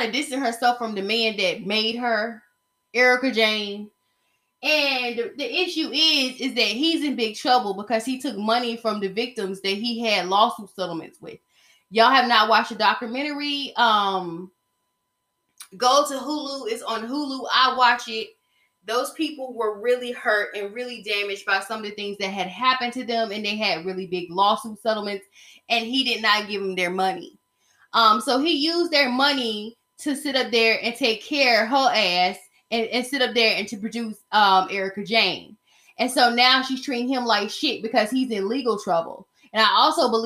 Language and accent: English; Georgia, United States; here in Georgia